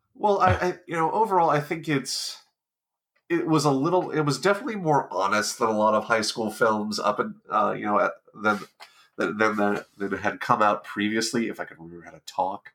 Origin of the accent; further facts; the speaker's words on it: Southern California, United States; growing up in Southern California